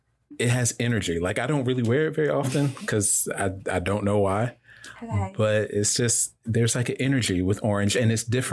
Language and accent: English; Newark, New Jersey, United States; I was born in Newark, New Jersey.